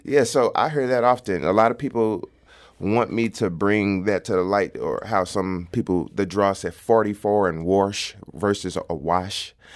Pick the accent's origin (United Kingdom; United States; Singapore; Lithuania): United States; St. Louis, Missouri; accent: St. Louis; also born or lived in University City, Missouri; I was born on North City, Saint Louis. So a lot of, like, the Kings Highway, Natural Bridge area, all of that, I was, I was growing up there.